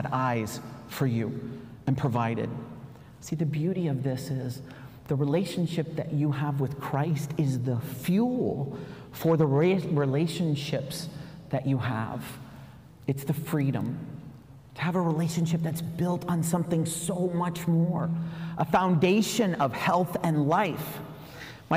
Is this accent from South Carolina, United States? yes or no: yes; South Carolina, United States; I came from South Carolina